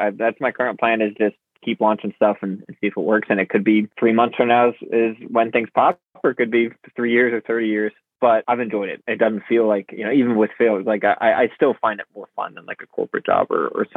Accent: Charleston, South Carolina, United States; I was living kind of on a beach growing up in Charleston, South Carolina, this island, Sullivan's Island

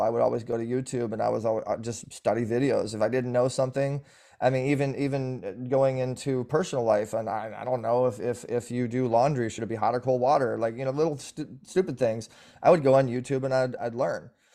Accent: Orange County, California, United States; born and raised in, uh, the O C bubble

